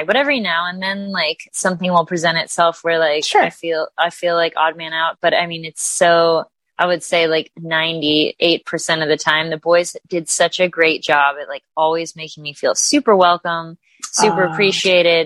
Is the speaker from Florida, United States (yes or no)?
yes; Delray Beach, Florida, United States; I'm originally from Florida. I grew up in Delray Beach